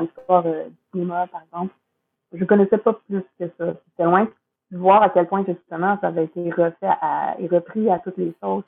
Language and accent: French; Quebec, Canada; c'est quand même ma ville, hum, ma culture. Je suis québécoise, mes, grands-parents parlaient de même